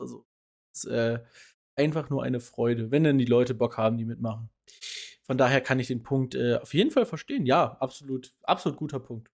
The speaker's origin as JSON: {"language": "German", "country": "Germany", "said": "als Deutscher"}